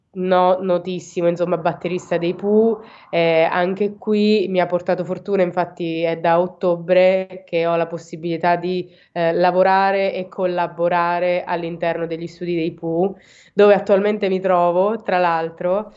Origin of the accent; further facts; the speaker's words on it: Province of Teramo, Abruzzo, Italy; vengo dall'Abruzzo, in provincia di Teramo